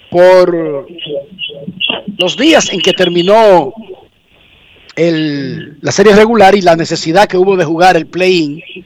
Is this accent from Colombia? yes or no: no; Santo Domingo Oeste, Distrito Nacional, Dominican Republic; yo soy de Buenos Aires de Herrera